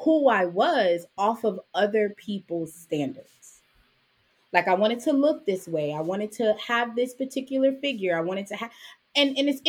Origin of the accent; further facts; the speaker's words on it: New York City, New York, United States; also born or lived in Jamaica; I was born in the Jamaican West Indies. I grew up in Brooklyn. I came to the States when I was 5